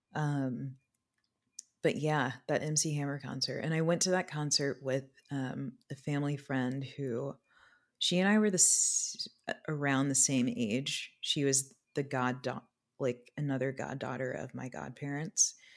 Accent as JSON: {"language": "English", "town": "Anchorage", "region": "Alaska", "country": "United States", "tie": "born or raised there", "moved": "yes", "said": "I also spent the early part of my childhood in Alaska. I was born in Anchorage"}